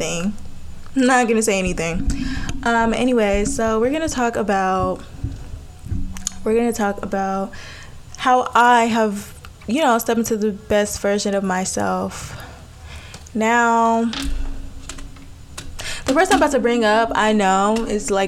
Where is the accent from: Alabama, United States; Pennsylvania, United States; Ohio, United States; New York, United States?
Alabama, United States; I'm from Alabama.